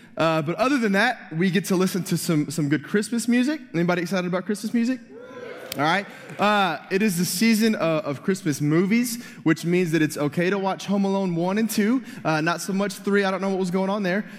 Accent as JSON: {"language": "English", "town": "Dallas", "region": "Texas", "country": "United States", "also_born_or_lived": "North Carolina", "moved": "yes", "said": "I am from Dallas"}